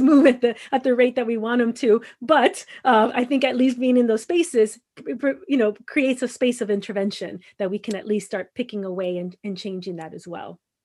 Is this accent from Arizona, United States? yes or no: no; Los Angeles, California, United States; moved away as an adult; also born or lived in Mexicali / San Diego; growing up in Los Angeles